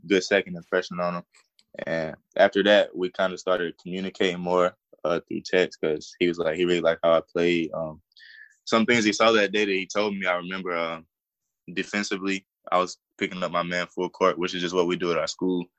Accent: South Carolina, United States; it's my home state, and I take a lot of pride in being from South Carolina

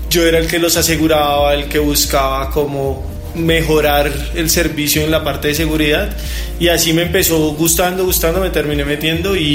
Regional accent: Bogotá, Colombia; No, yo soy de Bogotá, 100% rolo, totalmente rolo, eh, y toda mi vida he estado acá.

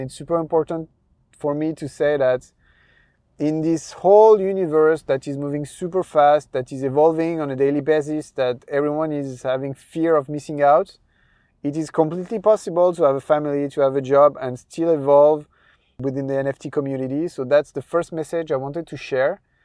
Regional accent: France; accent: French; English is a second language; my French accent

